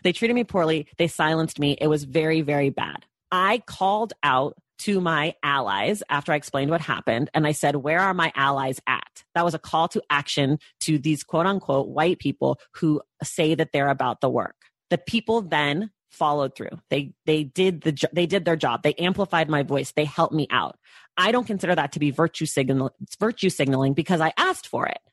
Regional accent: United States; being a Black American

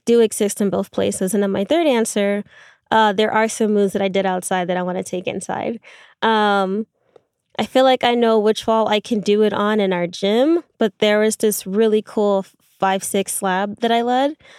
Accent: New York, United States; being from New York

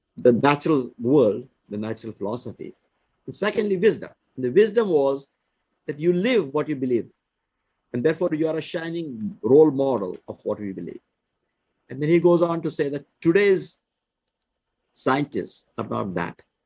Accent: India; I was born in India.

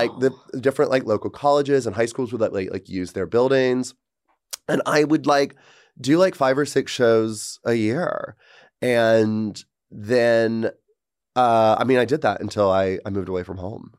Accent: Georgia, United States; moved away as an adult; my hometown is where Marjorie Taylor Greene lives

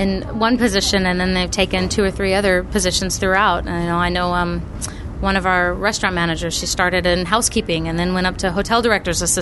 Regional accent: Texas, United States; moved away as an adult; I was from Texas originally

